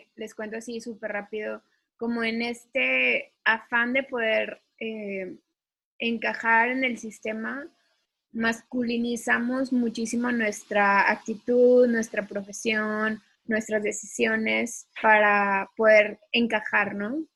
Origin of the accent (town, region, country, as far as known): Mexico